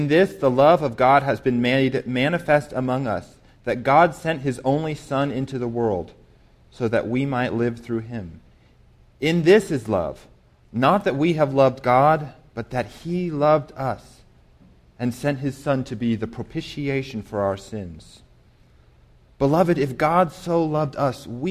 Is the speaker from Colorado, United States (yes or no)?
yes; Colorado Springs, Colorado, United States; moved away as an adult; also born or lived in New York City / St. Louis, Missouri; now in Las Cruces, United States; I grew up in Colorado Springs, Colorado